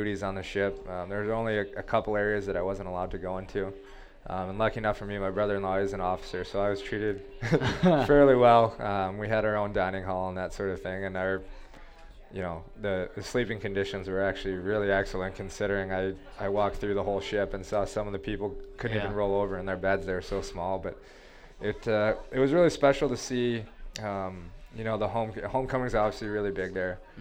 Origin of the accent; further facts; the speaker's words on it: United States; being an American